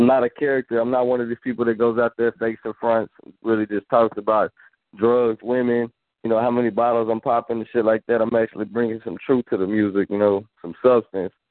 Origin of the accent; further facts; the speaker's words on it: Austin, Texas, United States; I'm from Austin, ATX, Northside to be exact.